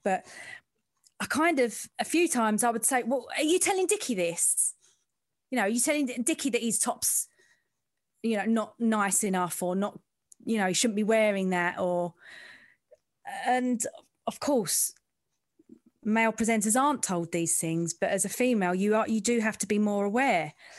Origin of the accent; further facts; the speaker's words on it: London, United Kingdom; I'm from the East End